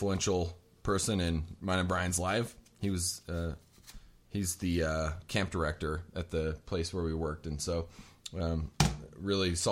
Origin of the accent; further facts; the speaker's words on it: Layton, Utah, United States; also born or lived in Salt Lake City, Utah; I was born and raised in Layton, Utah